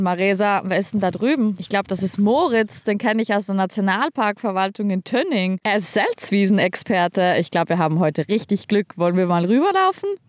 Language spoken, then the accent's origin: German; South Tyrol, Trentino-Alto Adige, Italy; moved away as an adult; now in Schleswig-Holstein, Germany; Ich komme ursprünglich aus Südtirol